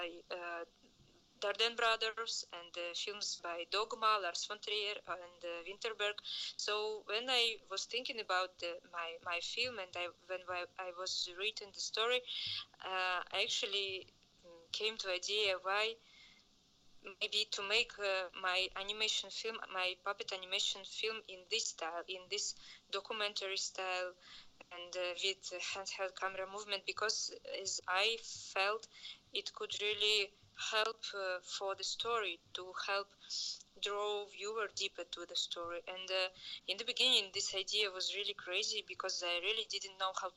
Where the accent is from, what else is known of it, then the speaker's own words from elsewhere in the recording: Prague, Czechia; I'm from Prague. I'm calling from Prague, from Czech Republic.